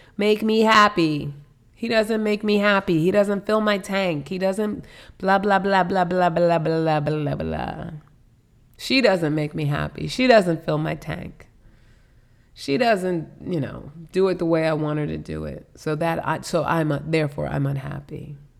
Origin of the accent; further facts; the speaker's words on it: New York City, New York, United States; now in Virginia, United States; I'm a New Yorker. We're from New York